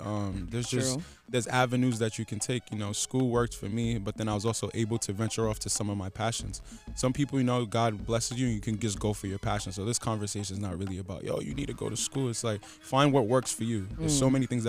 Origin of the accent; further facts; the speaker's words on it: Providence, Rhode Island, United States; I grew up Southside of Providence. I grew up in Chad Brown Projects.